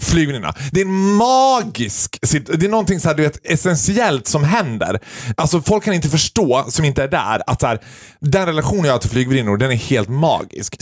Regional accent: Sweden; jag vill känna mig svensk, och jag vill vara stolt över att jag är svensk

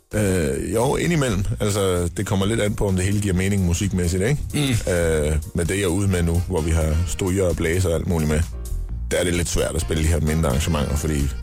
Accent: Aarhus, Central Denmark Region, Denmark; moved away

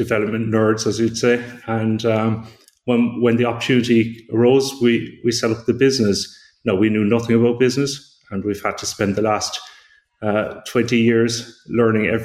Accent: Glanmire, Munster, Ireland; I grew up in East Cork, as you said, in a place called Glanmire

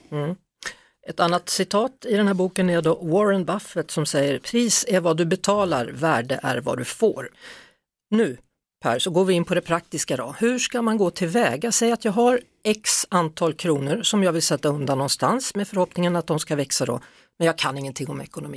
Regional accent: Skövde, Västra Götaland, Sweden; jag är från Skövde

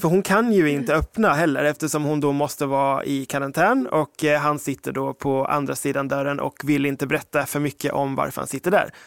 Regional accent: United Kingdom; now in Ekerö, Sweden; som britt

